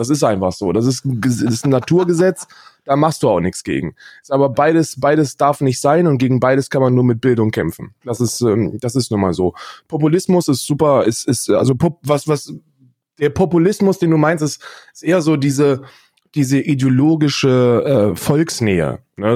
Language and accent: German; Northern Hesse, Germany; now in Berlin, Germany; ich bin ja ein Wessi, ich bin ja in, in Nordhessen aufgewachsen, mein Leben lang